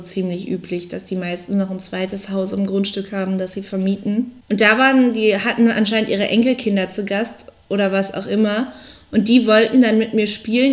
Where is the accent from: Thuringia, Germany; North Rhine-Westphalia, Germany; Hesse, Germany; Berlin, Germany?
Berlin, Germany; ich komme ja aus Berlin